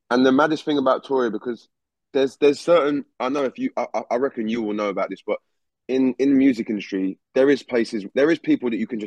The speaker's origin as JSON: {"language": "English", "region": "England", "country": "United Kingdom", "said": "as someone from the UK, obviously, obviously, obviously as an English person."}